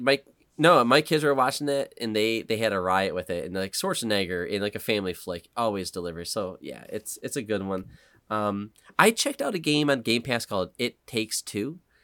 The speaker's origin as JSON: {"language": "English", "region": "Western New York", "country": "United States", "said": "I'm stupid Western New York guy"}